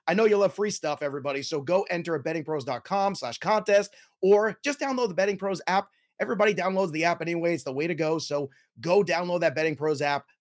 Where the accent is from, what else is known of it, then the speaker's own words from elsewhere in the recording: New York City, New York, United States; in my hometown, in my building, M S G